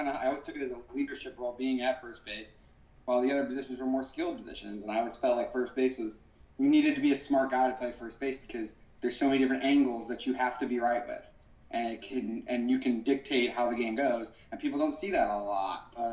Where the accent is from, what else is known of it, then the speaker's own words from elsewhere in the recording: Florissant, Missouri, United States; We grew up in Ferguson, Florissant, Missouri